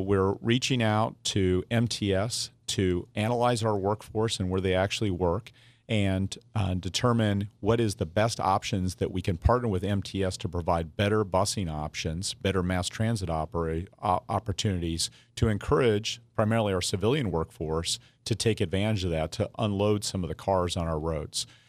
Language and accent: English; Wyoming, United States; moved away as an adult; I grew up in Wyoming.